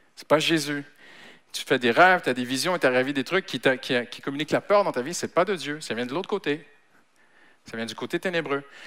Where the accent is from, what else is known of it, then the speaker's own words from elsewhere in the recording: Canada; now in France; je suis Canadien d'origine